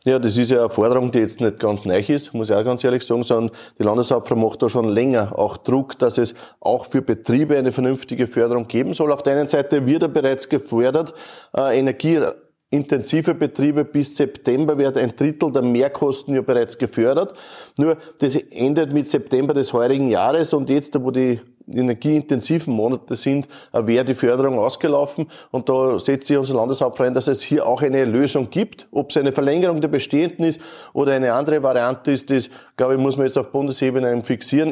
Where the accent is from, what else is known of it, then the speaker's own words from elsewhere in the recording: Neuhofen an der Ybbs, Lower Austria, Austria; Wir sind in der Kotmühle in Neuhof an der Ips. Äh, meine Heimat.